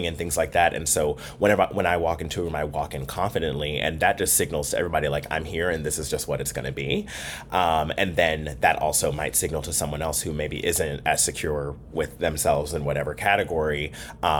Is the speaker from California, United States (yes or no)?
no; Durham, North Carolina, United States; I was raised in Durham, North Carolina